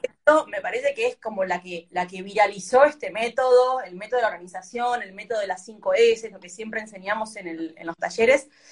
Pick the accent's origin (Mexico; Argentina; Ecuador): Argentina; nuestra cultura de Argentina